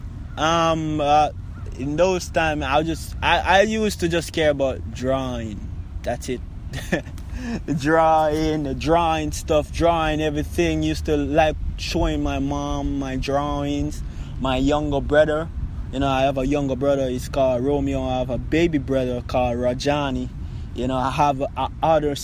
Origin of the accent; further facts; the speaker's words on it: Kingston, Jamaica; I was born in Jubilee Hospital. That's in Kingston, downtown Kingston. Yeah, so when I was born, you know, born growing up in the ghetto of Jamaica